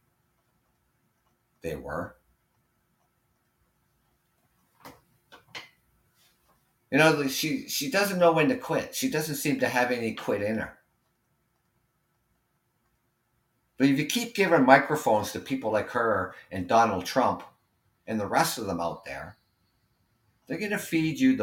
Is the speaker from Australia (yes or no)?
no; Canada; living here in Canada, being Canadian